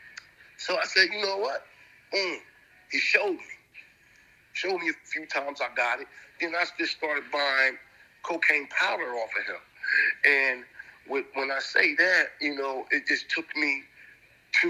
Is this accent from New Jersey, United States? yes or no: yes; Gouldtown, New Jersey, United States; also born or lived in Bristol Village; I'm coming out of Gould Town up under the OGs that I was raised around in Gould Town